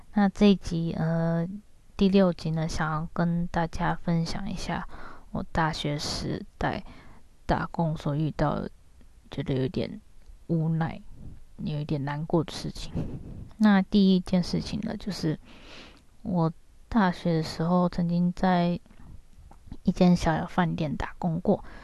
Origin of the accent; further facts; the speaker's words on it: Taiwan; moved away as an adult; now in Japan; 跟我同样是台湾人的一个姐姐